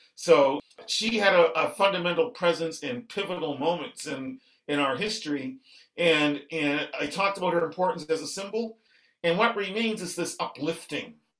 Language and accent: English; Halifax, Nova Scotia, Canada; when we were boys growing up in Halifax